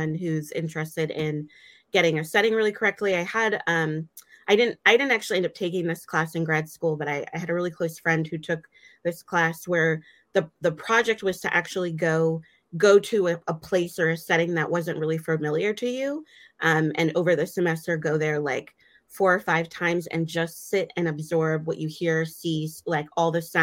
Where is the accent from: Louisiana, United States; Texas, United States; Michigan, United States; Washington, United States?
Michigan, United States; moved away; I grew up partially in Michigan